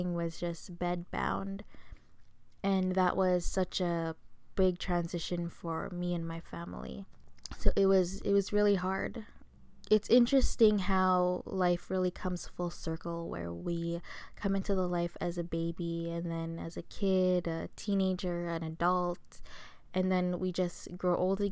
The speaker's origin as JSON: {"language": "English", "country": "Philippines", "said": "I'm Filipino"}